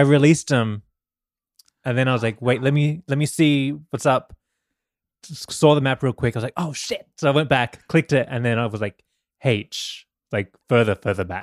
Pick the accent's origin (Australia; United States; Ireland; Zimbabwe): Australia; moved away; growing up in Australia